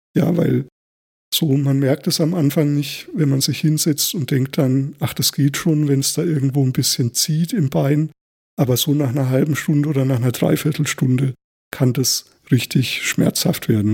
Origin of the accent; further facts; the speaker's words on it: Thuringian Forest, Germany; Ich bin ja auch im Thüringer Wald aufgewachsen